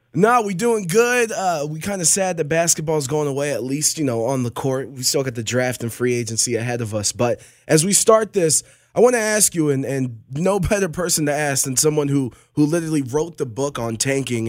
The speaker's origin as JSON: {"language": "English", "town": "Cleveland", "region": "Ohio", "country": "United States", "said": "I'm from Cleveland"}